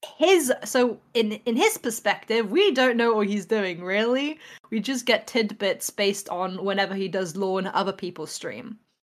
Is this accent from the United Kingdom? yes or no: yes; England, United Kingdom; I'm an artist from England.